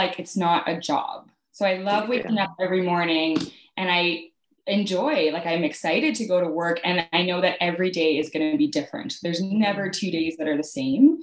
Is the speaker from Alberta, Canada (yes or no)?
yes; Calgary, Alberta, Canada; also born or lived in Saskatchewan; I grew up in Calgary, Alberta, Canada